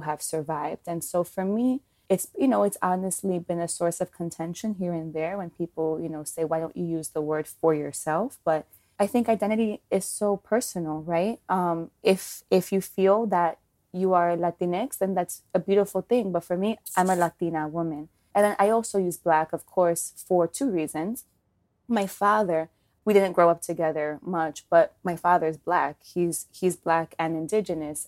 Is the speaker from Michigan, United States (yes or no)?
no; New York City, New York, United States; growing up in Washington Heights, going to school in, in El Barrio